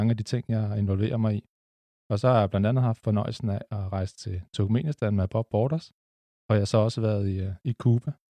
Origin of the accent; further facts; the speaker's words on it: Lyngby, Capital Region of Denmark, Denmark; jeg er vokset op i Lyngby, sådan lige på grænsen mellem Storkøbenhavn og Nordsjælland.